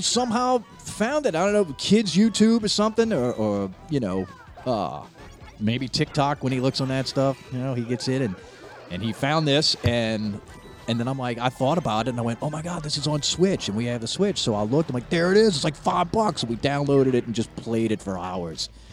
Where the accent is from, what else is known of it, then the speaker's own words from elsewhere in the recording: Slidell, Louisiana, United States; so I grew up in Slidell, I moved there when I was nine.